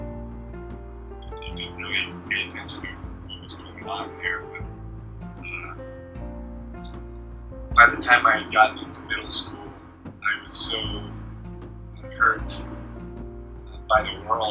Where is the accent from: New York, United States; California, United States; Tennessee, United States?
Tennessee, United States; I was born in Tennessee, lived there pretty much my whole life